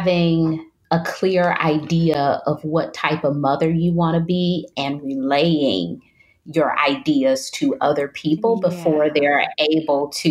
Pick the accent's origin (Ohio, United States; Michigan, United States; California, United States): Michigan, United States; Detroit; moved away as an adult; now in North Carolina, United States; I'm from Detroit, Michigan, which is very cold. And I've moved to North Carolina, which is much warmer